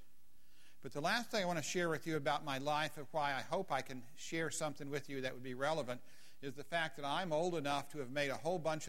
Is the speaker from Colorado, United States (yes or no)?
yes; Colorado, United States; now in Waco, United States; my home and growing up in Colorado